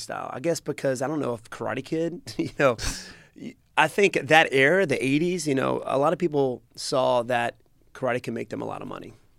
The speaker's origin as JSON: {"language": "English", "town": "Greenville", "region": "South Carolina", "country": "United States", "tie": "born or raised there", "said": "in my hometown"}